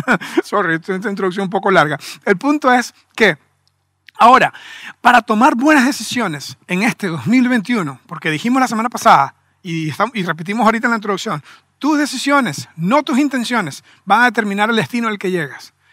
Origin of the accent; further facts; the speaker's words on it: Venezuela; somos venezolanos